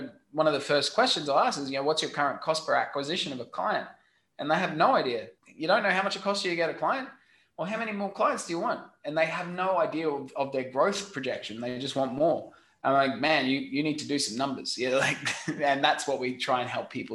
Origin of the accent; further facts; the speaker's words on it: Australia; accent: Australian; my funny Australian accent